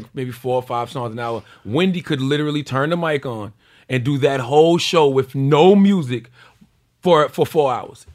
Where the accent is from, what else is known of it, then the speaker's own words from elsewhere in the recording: South Carolina, United States; moved away; I'm from South Carolina.